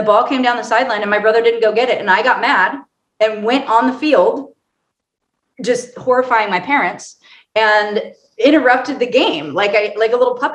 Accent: Orange County, California, United States; moved away as an adult; also born or lived in Colorado; I'm from Orange County, California

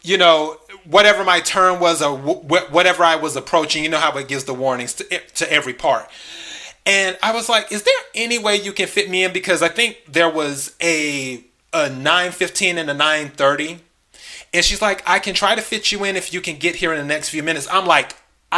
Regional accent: the Carolinas, United States; also born or lived in Los Angeles; now in Dallas, United States; I'm originally from the South. I'm originally from the Carolinas

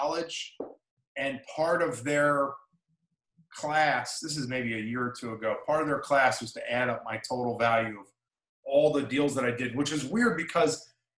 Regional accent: New Jersey, United States; moved away; I grew up in South Jersey with my father

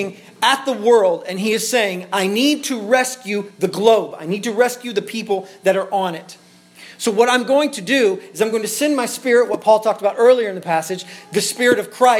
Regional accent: Tyro, Kansas, United States; moved away; The church that Luke and I grew up in is in Tyro, Kansas

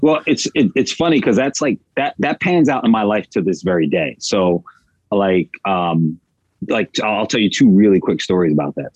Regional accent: outside Philadelphia, Southern New Jersey, United States; moved away as an adult; now in Los Angeles, United States; I'm originally from Southern New Jersey, right outside of Philadelphia. So I'm a Philly, I'm a Philly boy

